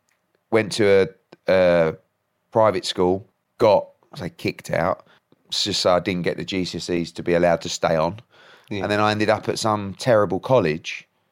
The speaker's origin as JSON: {"language": "English", "region": "East of England", "country": "United Kingdom", "tie": "born or raised there", "said": "So I was born in Essex. I've been an Essex boy all my life."}